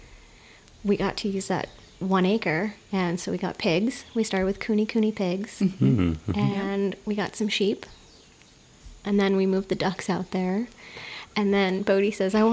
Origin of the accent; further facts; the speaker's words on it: New Jersey, United States; now in Hawaii, United States; I grew up in the Garden State in New Jersey.